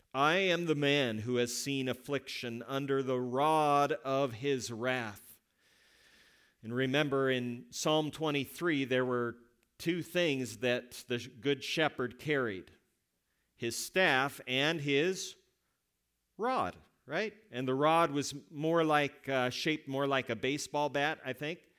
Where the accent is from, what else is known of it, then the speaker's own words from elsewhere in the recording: West Coast, United States; moved away; I am from the West Coast